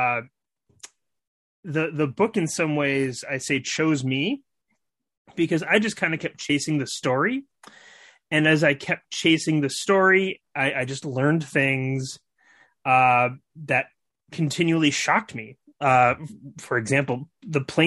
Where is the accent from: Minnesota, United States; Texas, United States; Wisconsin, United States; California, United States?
Wisconsin, United States; Milwaukee; moved away as an adult; also born or lived in Egypt / Japan / China; I was born and raised in Milwaukee, Wisconsin